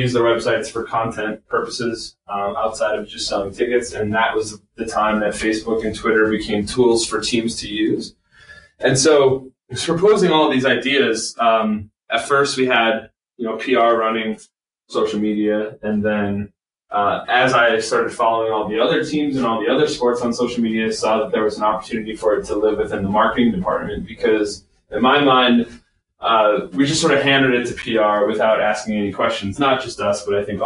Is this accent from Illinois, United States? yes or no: yes; Chicago, Illinois, United States; moved away as an adult; also born or lived in Iowa; now in Portland, United States; I grew up in Chicago, suburbs down there